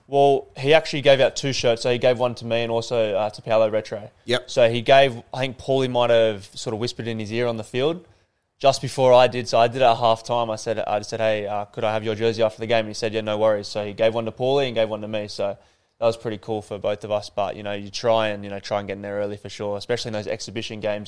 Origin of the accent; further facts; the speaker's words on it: Sydney, New South Wales, Australia; moved away as an adult; now in Adelaide, Australia; I started back in Sydney. Obviously, I'm from Northern Beaches